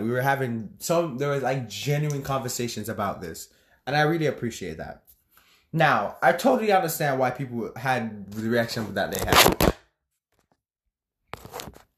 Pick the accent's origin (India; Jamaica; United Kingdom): Jamaica; me being a Jamaican myself